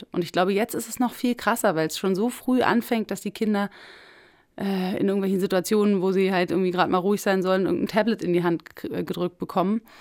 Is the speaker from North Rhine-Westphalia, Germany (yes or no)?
no; Berlin, Germany; weil ich natürlich irgendwie als Berlinerin, ich hatte mir so ein Brandenburger Flachbau-Bungalow-Ding am Kiefernwald vorgestellt.